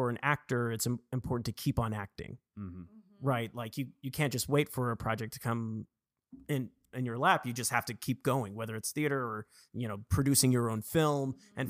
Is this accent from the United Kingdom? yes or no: yes; England, United Kingdom; born there; So for me, I was born in England, actually. So my mom is English